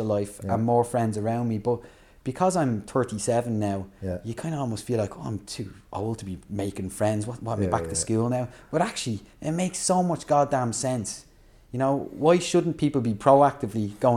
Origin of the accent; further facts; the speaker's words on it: Dublin, Leinster, Ireland; moved away; I grew up in Fairhouse in Tallaght